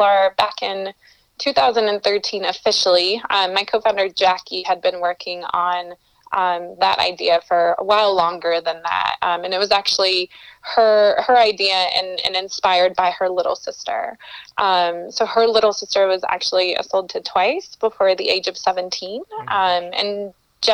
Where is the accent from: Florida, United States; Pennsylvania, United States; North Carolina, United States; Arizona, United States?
North Carolina, United States; moved away as an adult; also born or lived in Colombia; now in Denver, United States; I'm originally from Colombia, South America, and I moved here to the United States when I was about 6 years old, grew up in North Carolina, and now have lived here in Denver, Colorado for the last 8 years